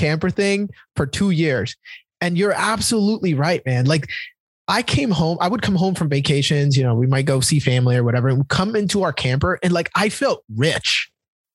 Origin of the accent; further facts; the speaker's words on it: Dominican Republic; now in United States; I grew up in Dominican Republic with like a tin roof over my head